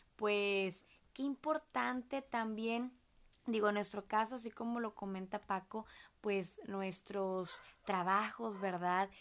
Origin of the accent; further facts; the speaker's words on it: Monterrey, Nuevo León, Mexico; nosotros somos de Monterrey, Nuevo León, México